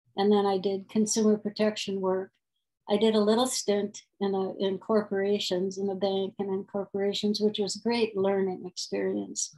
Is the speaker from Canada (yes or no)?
no; North Dakota, United States; I was born in North Dakota